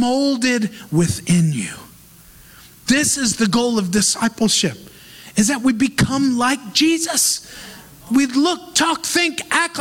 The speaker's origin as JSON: {"language": "English", "country": "United States", "moved": "yes", "said": "as an American"}